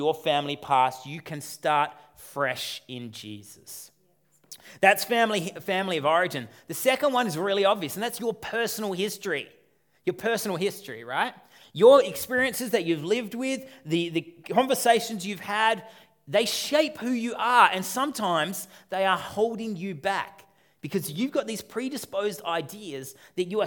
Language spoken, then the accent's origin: English; Australia; for those of us who are born and raised in Australia